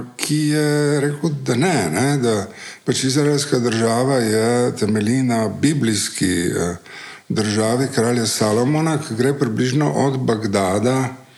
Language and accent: Slovenian; Slovenia; Slovenci smo leta 1948 ja, ja. postali eh, Slovenci